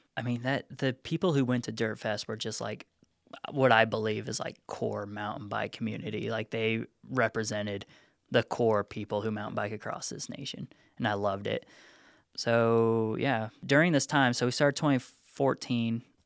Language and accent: English; Nevada, United States; moved away as an adult; also born or lived in Reno; now in Chattanooga, United States; Moved out here. I'm from Nevada originally. Last place I lived in Nevada for college and such was Reno.